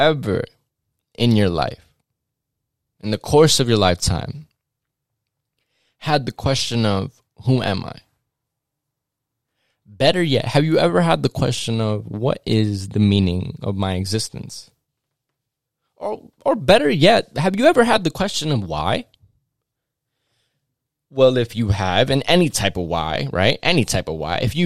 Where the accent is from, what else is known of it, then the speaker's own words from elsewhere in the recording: New York City and Westchester, United States; I grew up in between New York City, going in between New York City and Westchester, New York.